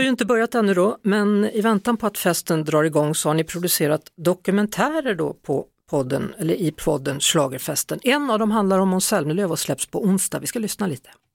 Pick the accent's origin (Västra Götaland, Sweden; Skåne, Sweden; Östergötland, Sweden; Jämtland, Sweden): Västra Götaland, Sweden; Västergötland; moved away; för det är ju liksom mitt landskap, där jag kommer ifrån, det är Västergötland det handlar om